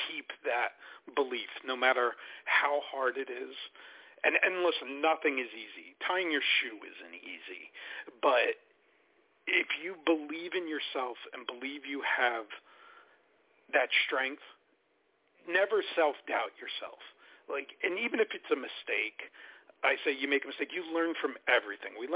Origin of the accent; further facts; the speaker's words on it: Newark, New Jersey, United States; I grew up in Newark, New Jersey, so I'm you know I'm uh, by by fault with street you know street smarts.